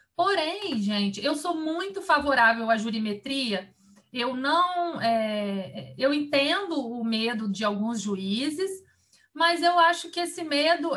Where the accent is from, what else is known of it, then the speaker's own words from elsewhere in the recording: Vitória, Espírito Santo, Brazil; moved away as an adult; now in Brasília, Brazil; eu sou capixaba e saí de Vitória